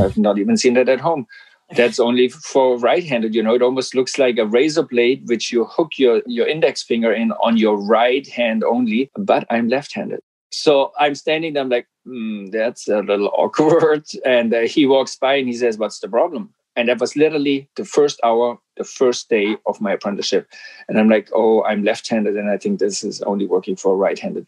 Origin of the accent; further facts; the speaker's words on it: Black Forest, Baden-Württemberg, Germany; English is a second language; moved away as an adult; now in Vancouver, Canada; I'm from Germany, and I came here from the southwest of Germany, the Black Forest